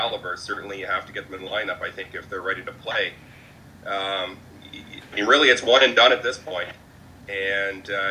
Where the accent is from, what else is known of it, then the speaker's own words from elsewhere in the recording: Ottawa, Ontario, Canada; my hometown Ottawa Redblacks